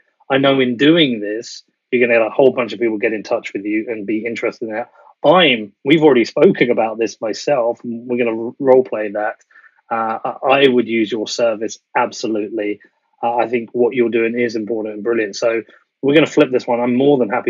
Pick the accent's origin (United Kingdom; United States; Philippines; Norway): United Kingdom; as a British citizen